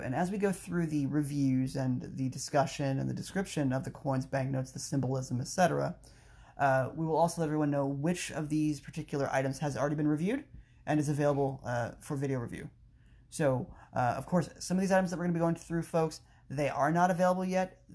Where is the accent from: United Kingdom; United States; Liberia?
United States; Frederick, Maryland; my hometown, Frederick, Maryland